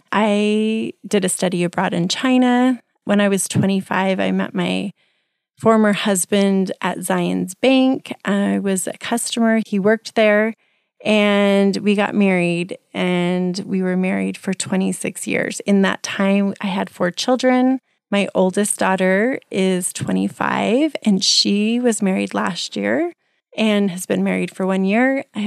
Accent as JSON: {"language": "English", "town": "Guantanamo Bay", "region": "Guantánamo", "country": "Cuba", "tie": "born there", "said": "So I was born in Cuba, which is interesting to people."}